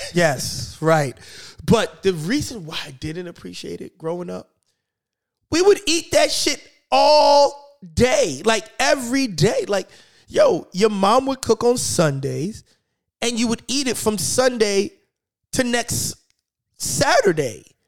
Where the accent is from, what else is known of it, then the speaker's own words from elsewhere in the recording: New York City, New York, United States; I grew up in New York